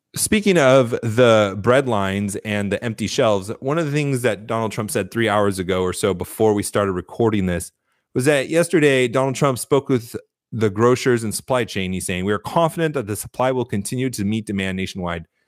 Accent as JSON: {"language": "English", "country": "United States", "said": "who are we as Americans"}